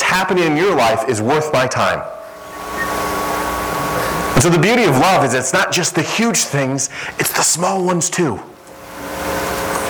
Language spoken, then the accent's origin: English; Midwest, United States; moved away; I'm from the Midwest, and I'm used to like Chicago and some of those places in big cities.